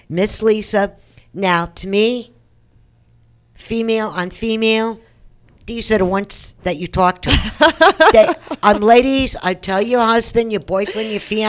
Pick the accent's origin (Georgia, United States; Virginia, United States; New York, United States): New York, United States; I'm a New Yorker